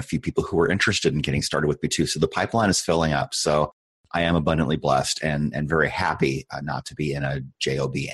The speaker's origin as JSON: {"language": "English", "region": "Iowa", "country": "United States", "tie": "born or raised there", "also_born_or_lived": "Nebraska", "moved": "as an adult", "lives_now": "Arizona, United States", "said": "I grew up in Iowa, so definitely in the Midwest"}